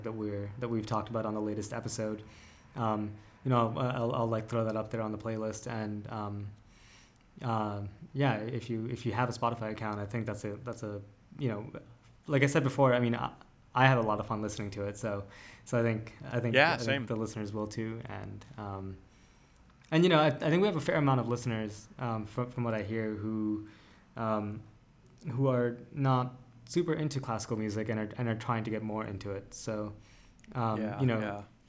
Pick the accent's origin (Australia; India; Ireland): India; I'm Indian